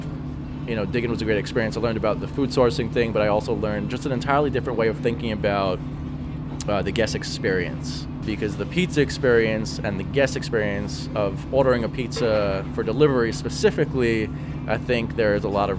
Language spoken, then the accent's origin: English; Teaneck, New Jersey, United States; also born or lived in Englewood, New Jersey; I grew up in Teaneck and Englewood, New Jersey, both a town over from each other